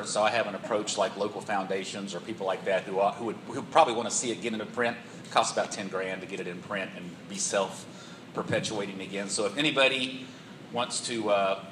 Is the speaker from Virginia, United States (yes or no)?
yes; Roanoke, Virginia, United States; moved away as an adult; now in Chattanooga, United States; I grew up in Roanoke, Virginia.